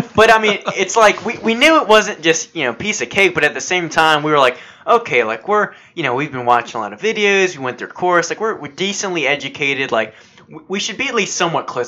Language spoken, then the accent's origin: English; United States; as an American